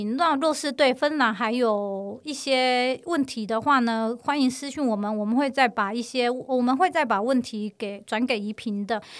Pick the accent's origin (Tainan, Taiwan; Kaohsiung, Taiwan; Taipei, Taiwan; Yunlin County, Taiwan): Tainan, Taiwan; 因为确实像南部人，像我是台南的，蛮多我身边的人都一向很怕冷。